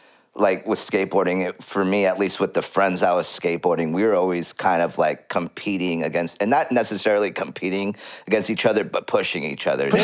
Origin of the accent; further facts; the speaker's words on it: California, United States; now in Los Angeles, United States; Well, I moved to Los Angeles, and so I came from NorCal to Los Angeles.